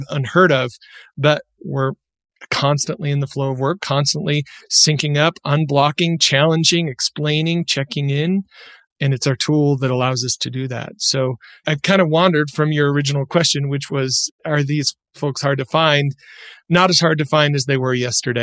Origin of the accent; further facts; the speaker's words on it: Michigan, United States; now in Utah, United States; I used to make pickles with my dad growing up in Michigan. And when I moved to Utah